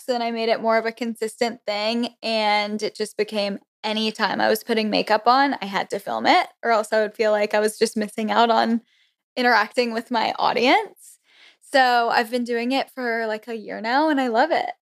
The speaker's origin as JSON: {"language": "English", "region": "Florida", "country": "United States", "tie": "born or raised there", "also_born_or_lived": "Connecticut / Auburn, Alabama", "moved": "as an adult", "lives_now": "Washington, D.C., United States", "said": "I'm originally from Connecticut. Then I moved to Florida in fourth grade, so I guess that's where I was, like, actually raised and everything, Southern girl"}